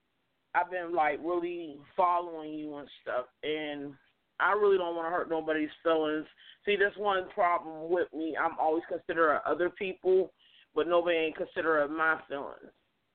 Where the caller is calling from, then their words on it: Pittsburgh, Pennsylvania, United States; I'm calling from Pittsburgh.